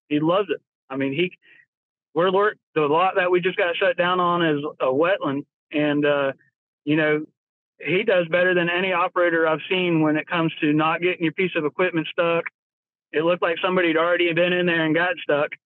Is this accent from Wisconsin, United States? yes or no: no; Florida, United States; moved away as an adult; now in North Carolina, United States; I grew up in Florida. I was born in Florida, uh, lived there for 30 years